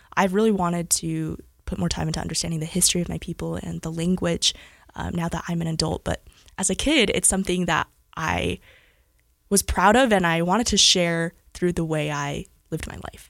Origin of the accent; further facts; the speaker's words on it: Cedar City, Utah, United States; also born or lived in Salt Lake City, Utah / Southern California; I actually grew up in Cedar City, Utah. So I'm a Southern Utah gal